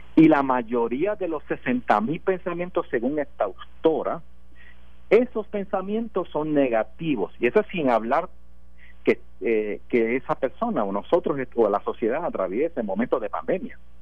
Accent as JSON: {"language": "Spanish", "country": "Puerto Rico", "said": "Yo soy puertorriqueño."}